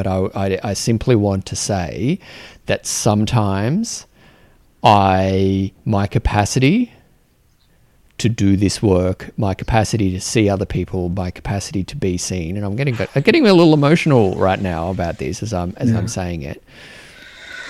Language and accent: English; Australia; as an Australian man